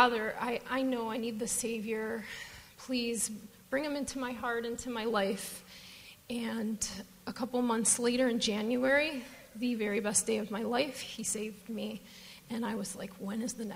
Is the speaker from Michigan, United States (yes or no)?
yes; Detroit, Michigan, United States; moved away as an adult; now in Phoenix, United States; I'm from Detroit, if you can't tell from my accent